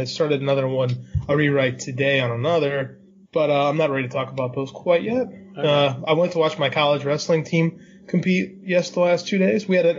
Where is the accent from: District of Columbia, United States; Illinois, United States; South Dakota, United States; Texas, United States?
Illinois, United States; Chicago; I'm from Chicago